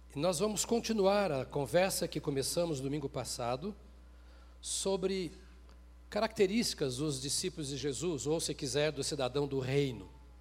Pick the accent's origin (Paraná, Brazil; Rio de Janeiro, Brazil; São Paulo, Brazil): Paraná, Brazil; moved away; Eu sou lá do Paraná